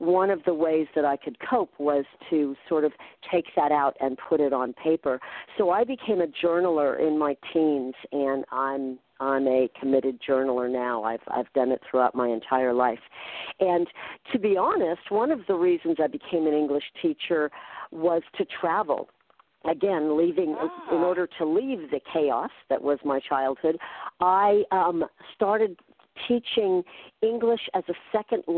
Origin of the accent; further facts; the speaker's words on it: Redwood City, California, United States; I grew up in the 60s near San Francisco, so it was a real tumultuous time. And I actually grew up in the suburbs in Redwood City